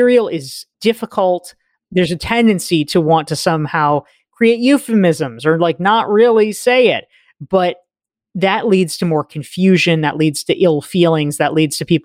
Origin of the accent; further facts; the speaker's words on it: North Carolina, United States; moved away as an adult; also born or lived in Somerville, Massachusetts; I grew up in North Carolina and I booked it out of there as quickly as I could